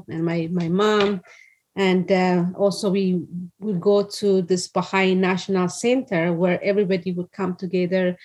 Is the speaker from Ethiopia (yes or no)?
yes; Addis Ababa, Ethiopia; moved away as an adult; now in California, United States; the place that I grew up was in Addis Ababa